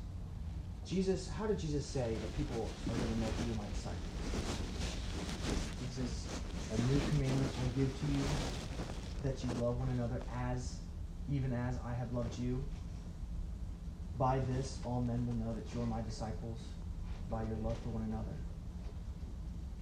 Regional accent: near Chicago, Illinois, United States; moved away; also born or lived in Romania; I used to work on cars when I grew up near Chicago

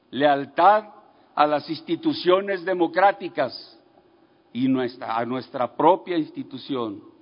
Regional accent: Mexico

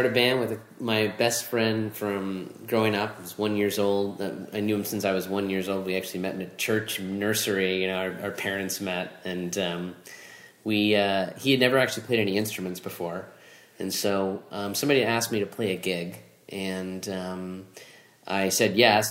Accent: Orlando, Florida, United States; I grew up here in Orlando

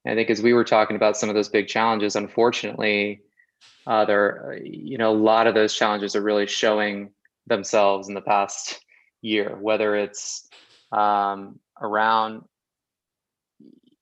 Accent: Oak Park, California, United States; I grew up in the outskirts of Los Angeles, a town called Oak Park.

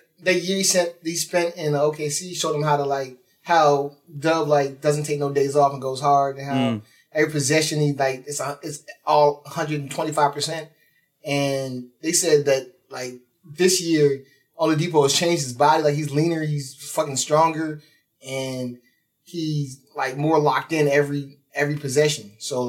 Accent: New Jersey, United States; I'm from New Jersey

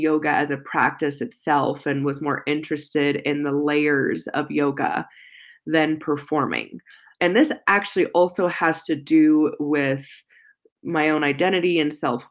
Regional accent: San Jose, California, United States; I grew up in Silicon Valley area in California

